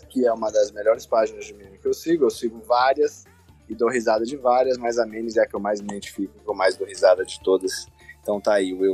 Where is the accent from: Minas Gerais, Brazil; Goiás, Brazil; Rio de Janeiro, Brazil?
Goiás, Brazil; Goiânia; Eu sou de Goiânia, para quem não sabe, Goiânia, Goiás.